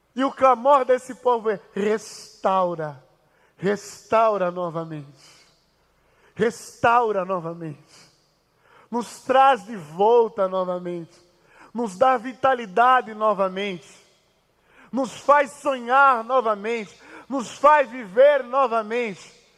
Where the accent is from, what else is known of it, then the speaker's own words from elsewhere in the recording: Angola; moved away as an adult; now in Brazil; Eu vim de Angola e eu vim de uma família muito pobre, inclusive. Quando eu recebi a proposta para vir estudar o Brasil